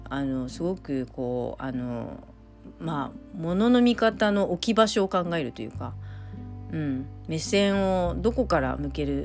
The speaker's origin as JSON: {"language": "Japanese", "region": "Okinawa", "country": "Japan", "said": "沖縄人として日本人を生きるっていうまあことで自分はまあ何者なんだっていうこと"}